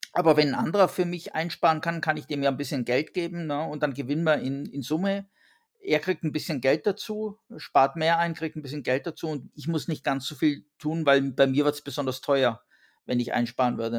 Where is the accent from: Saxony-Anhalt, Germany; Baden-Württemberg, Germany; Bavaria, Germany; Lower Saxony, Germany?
Bavaria, Germany; Allgäu; now in France; ich komme ja ursprünglich aus Bayern ähm, und bin sozusagen in 850 Meter Höhe geboren äh, mit den 2000ern vor der Nase, äh, im, also im Allgäu, im Voralpengebiet